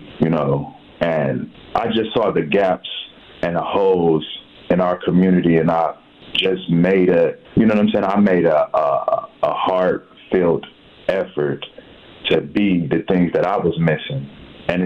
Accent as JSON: {"language": "English", "town": "Milwaukee", "region": "Wisconsin", "country": "United States", "tie": "born or raised there", "said": "I'm a product of Milwaukee. You know, I grew up on First and Ring, 24th Place and Locust."}